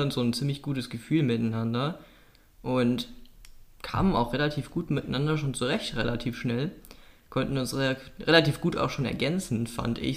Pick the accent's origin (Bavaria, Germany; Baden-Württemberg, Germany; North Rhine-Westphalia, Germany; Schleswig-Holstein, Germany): North Rhine-Westphalia, Germany; denn ich komme aus Nordrhein-Westfalen, genauer gesagt aus dem Oberbergischen Kreis